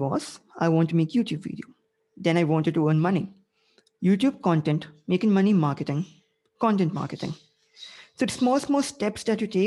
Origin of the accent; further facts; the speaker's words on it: India; I'm Asian. I'm Indian.